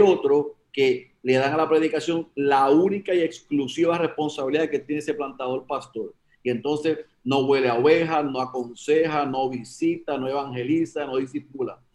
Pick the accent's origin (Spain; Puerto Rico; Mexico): Puerto Rico; moved away as an adult; also born or lived in Oklahoma, United States; yo, era, soy puertorriqueño, pero estoy en Estados Unidos